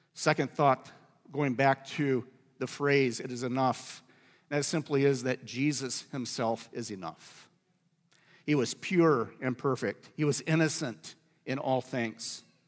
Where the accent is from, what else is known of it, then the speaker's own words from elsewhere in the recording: Iowa, United States; the farm that I grew up on in Iowa